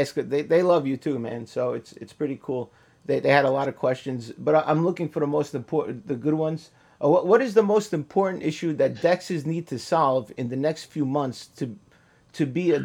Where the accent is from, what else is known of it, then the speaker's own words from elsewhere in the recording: New York City, New York, United States; growing up in Queens and in Brooklyn